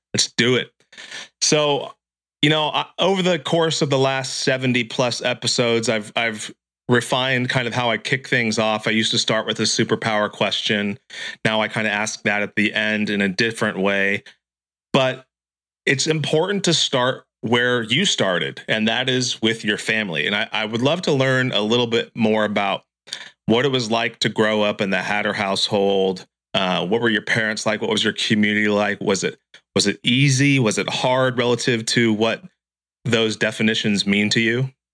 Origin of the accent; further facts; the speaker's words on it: Santa Cruz, California, United States; I'm from Santa Cruz, California, so so we say dude and bro also